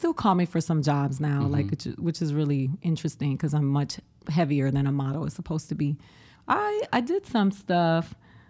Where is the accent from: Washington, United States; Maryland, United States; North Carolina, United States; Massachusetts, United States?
Massachusetts, United States; Boston; born there; I was brought back. I'm an anchor baby. there you go, Donald Trump. Come for me. I was born in Boston.